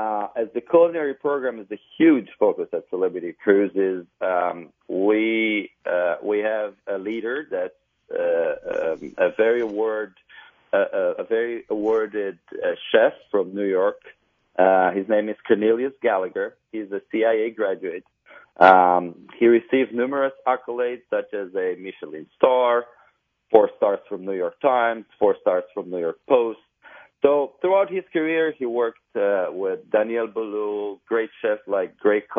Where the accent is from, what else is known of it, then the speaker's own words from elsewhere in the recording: Transylvania, Romania; moved away as an adult; now in Miami, United States; I was raised in Transylvania, Romania.